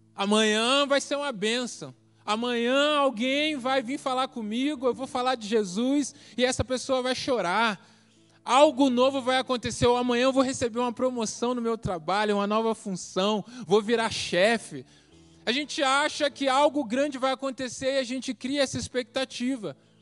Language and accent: Portuguese; Rio de Janeiro, Brazil; moved away as an adult; also born or lived in Paraná; deixei minha família, tudo no Rio, vim para cá vivia no projeto